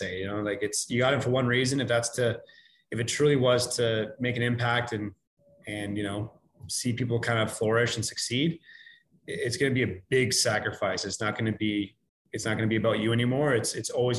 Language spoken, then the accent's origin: English; Canada; we're Canadian